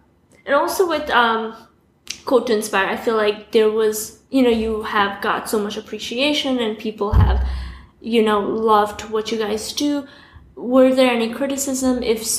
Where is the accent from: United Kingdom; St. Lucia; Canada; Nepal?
Nepal; now in United States; Yeah, I mean, I'm from Nepal